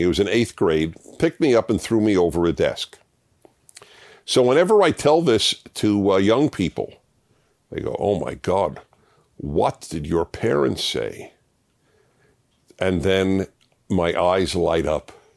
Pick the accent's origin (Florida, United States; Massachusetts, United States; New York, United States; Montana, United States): New York, United States; New York City; moved away as an adult; I come from New York, and I, I lived in three of the five boroughs in the, till, until I was twenty-five